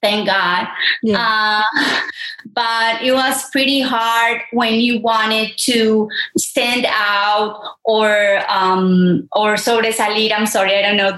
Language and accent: English; Medellín, Antioquia, Colombia; English is a second language; also born or lived in El Santuario, Antioquia; growing up here in Colombia, so my family came from a small town named Santuario